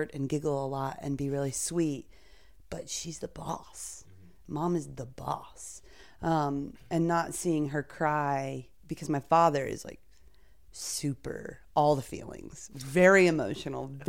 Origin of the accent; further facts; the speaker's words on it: North Carolina, United States; now in Brooklyn, United States; living in Brooklyn, but I grew up in North Carolina.